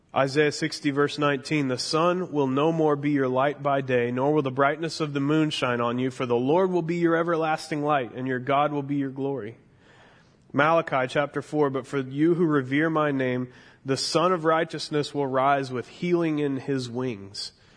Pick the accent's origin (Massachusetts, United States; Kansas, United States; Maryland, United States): Kansas, United States; Mission; moved away; I grew up in Mission, Kansas